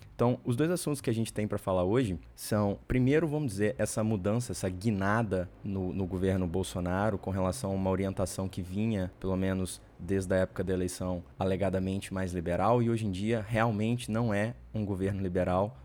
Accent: Minas Gerais, Brazil; moved away as an adult; also born or lived in Rio de Janeiro, Brazil; now in Chicago, United States; Eu sou mineiro

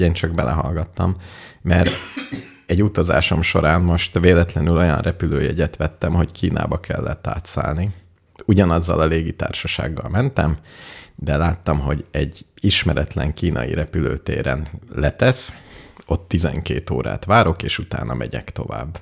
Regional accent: Hungary; magyar vagyok, hungari, ungar

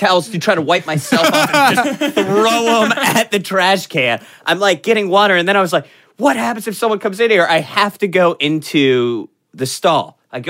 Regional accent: Florida, United States; I grew up in Florida

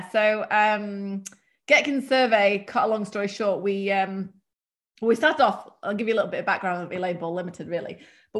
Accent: United Kingdom; accent: British; And one being English, which Americans just think the accent's just hilarious. And not that I have an accent, but I've got, I suppose, a British accent, but it's not very strong British.

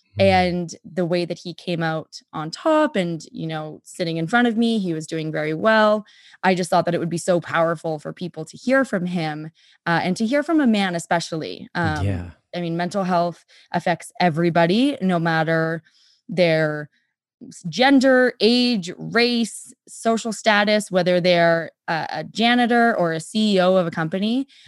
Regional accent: Winnipeg, Manitoba, Canada; also born or lived in Vancouver; And I grew up in Vancouver and then in Winnipeg.

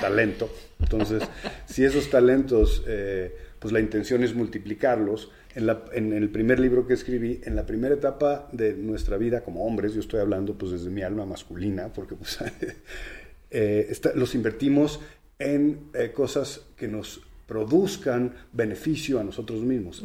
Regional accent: Mexico; tenemos los mexicanos

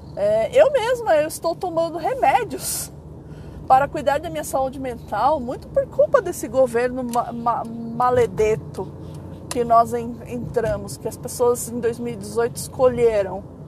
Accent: São Paulo, Brazil; Eu falo mano direto, porque eu sou de São Paulo, sou da Zona Leste

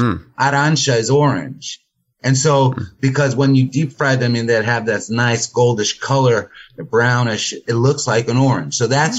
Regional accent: Naples, Campania, Italy; moved away as an adult; now in Marsala, Italy; I'm Italian. I'm from Napoli. But Southern Italian boy wants to always stay in the southern area.

